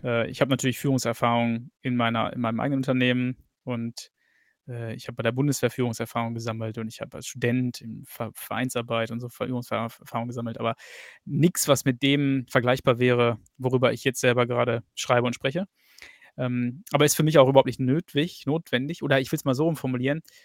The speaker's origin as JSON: {"language": "German", "country": "Germany", "tie": "born or raised there", "moved": "as an adult", "lives_now": "England", "said": "habe zwar mein ganzes Leben lang in Deutschland gelebt, bis vor fünf Jahren."}